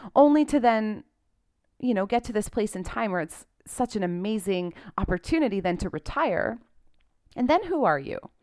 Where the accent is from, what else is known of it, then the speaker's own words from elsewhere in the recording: Canada; I'm a Canadian